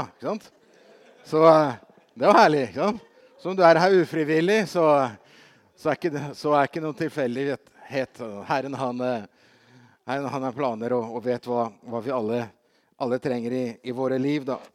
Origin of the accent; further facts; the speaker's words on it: Brazil; I, eh, for, altså, Brasil, som barn i Brasil så hadde vi, hadde vi besøk av en, eh, en, som var en ny misjonær.